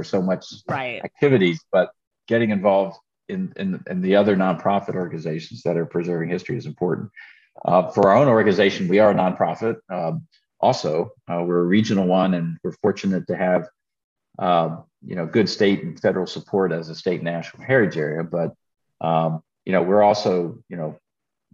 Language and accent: English; York, Pennsylvania, United States; when we were growing up in York, Green's Dairy was an old fashioned ice cream and milk dairy in York